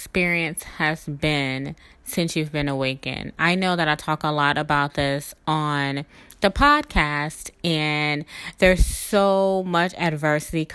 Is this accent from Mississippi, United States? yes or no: yes; South Mississippi, United States; my background growing up in South Mississippi with a grandfather that was a reverend